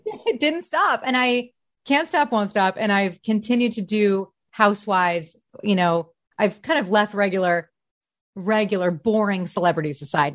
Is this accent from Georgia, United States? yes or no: no; Detroit, Michigan, United States; moved away as an adult; also born or lived in New York / Chicago; now in Los Angeles, United States; I am from the Detroit area. So I went Detroit, then I went to Chicago